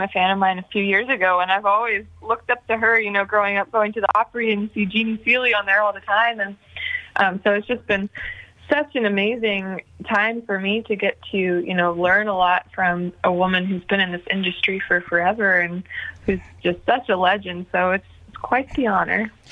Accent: Nashville, Tennessee, United States; growing up in Nashville, it was just always kind of surrounded by music

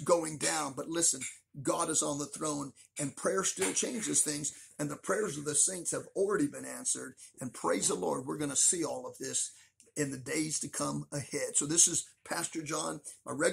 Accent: United States; Many of us Americans

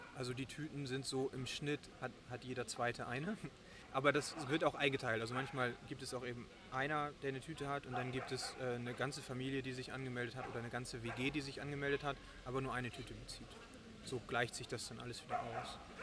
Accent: Germany; now in Bonn, Germany; Ich bin äh, eigentlich aus dem Moor in der Nähe von Bremen. Ich ähm, bin äh, seit sieben Jahren jetzt in Bonn.

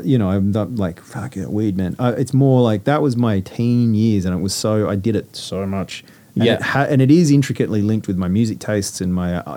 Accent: Sydney, New South Wales, Australia; I grew up in Sydney

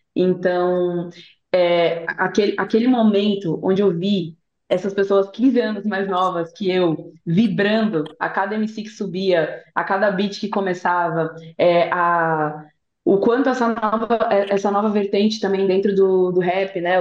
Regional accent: São Paulo, Brazil; eu sou de São Paulo

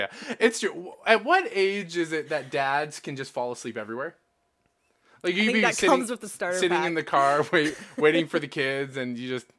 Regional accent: Canada; We're Canadian.

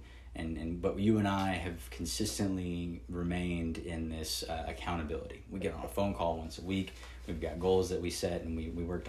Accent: the South, United States; I grew up down here in the South

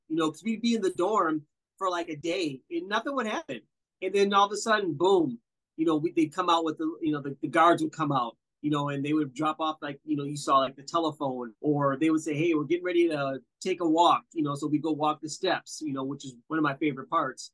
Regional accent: Wisconsin, United States; I'm from Wisconsin

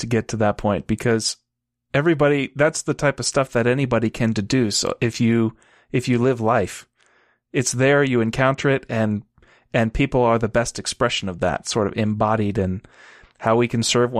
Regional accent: Texas, United States; I grew up in Texas

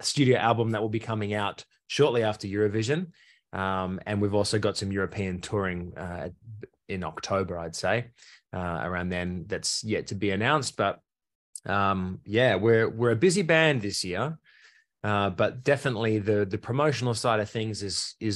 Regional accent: Australia; proud to be Australian

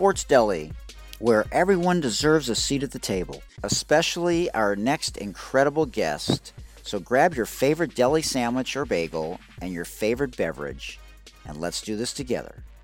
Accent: Detroit, Michigan, United States; my hometown in Detroit, Michigan

